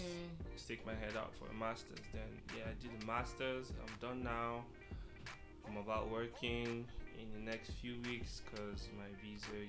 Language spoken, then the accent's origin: English; Nigeria; now in Hong Kong; I'm from Nigeria, actually. Western Africa.